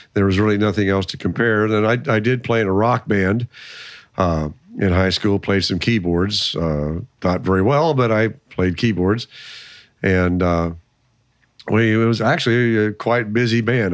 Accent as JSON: {"language": "English", "town": "Lincoln", "region": "Nebraska", "country": "United States", "tie": "born or raised there", "also_born_or_lived": "Waverly, Nebraska", "said": "I was born here in Lincoln. Uh, basically, all of my life, except for two years uh, in Waverly, Nebraska, which is about five miles east of Lincoln."}